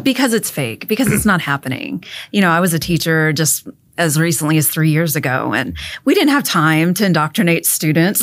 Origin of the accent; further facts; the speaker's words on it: Mathis, Texas, United States; I'm from Mathis, Texas